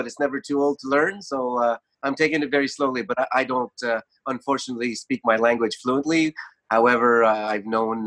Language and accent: English; Maniwaki, Quebec, Canada; now in Montreal, Canada; I'm a member of the Kitigan Zibi Anishinaabeg Reserve near Maniwaki, Quebec